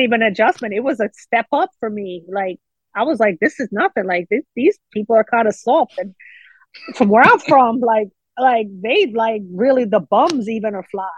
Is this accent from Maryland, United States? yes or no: yes; Baltimore, Maryland, United States; I grew up in Baltimore City, inner city Baltimore, East Baltimore to be exact